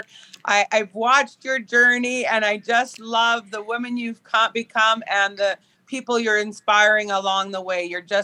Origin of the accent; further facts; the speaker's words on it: Prince Albert, Saskatchewan, Canada; Growing up in Prince Albert, Saskatchewan, where I was a very high level competitive swimmer